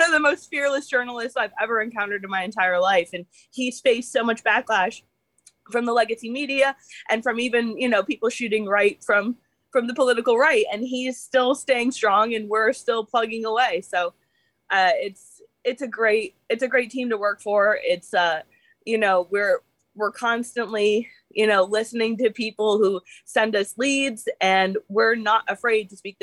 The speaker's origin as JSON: {"language": "English", "region": "New York", "country": "United States", "said": "I'm from New York"}